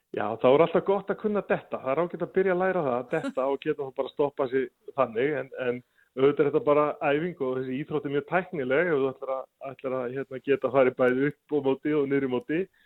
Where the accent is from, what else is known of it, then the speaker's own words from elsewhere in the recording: Ísafjörður, Westfjords, Iceland; now in Reykjavík capital area, Iceland; þegar við vorum allast upp á Ísafjörð